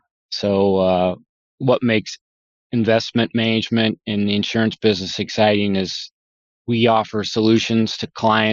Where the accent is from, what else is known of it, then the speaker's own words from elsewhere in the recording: Huxley, Iowa, United States; I grew up in a small town north of Des Moines, Iowa, in Huxley, Iowa. Farm boy, didn't grow up on the farm, but my grandparents were both farmers.